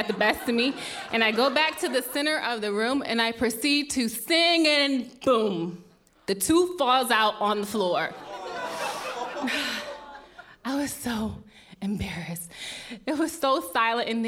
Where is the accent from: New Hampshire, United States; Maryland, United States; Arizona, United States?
Maryland, United States; moved away as an adult; also born or lived in Los Angeles; I am originally from Maryland